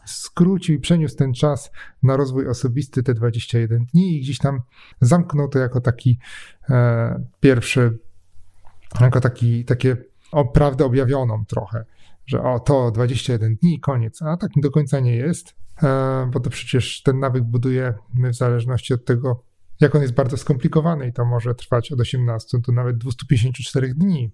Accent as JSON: {"language": "Polish", "town": "Poznań", "region": "Greater Poland", "country": "Poland", "said": "jestem z Poznania, jestem trochę sknerą, taką poznańską"}